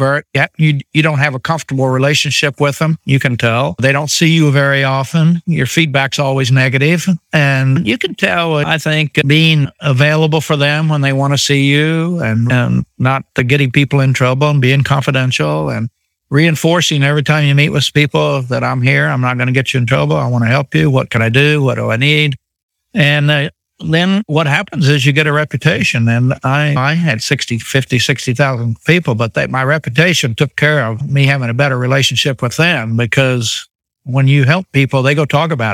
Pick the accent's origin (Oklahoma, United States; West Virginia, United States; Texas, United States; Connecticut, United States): Oklahoma, United States; I grew up in Oklahoma